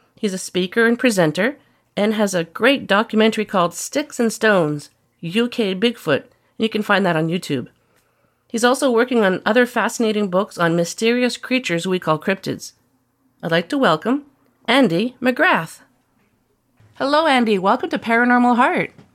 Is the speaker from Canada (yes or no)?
yes; Canada; my home country, Canada